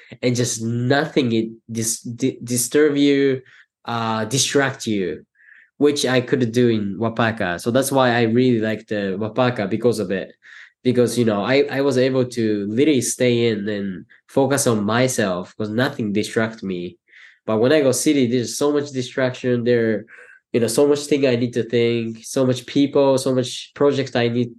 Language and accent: English; Tokyo, Japan; first language Japanese; English is a second language; moved away as an adult; also born or lived in Ithaca, New York; now in New York City, United States; I live in big city because I grew up in Tokyo.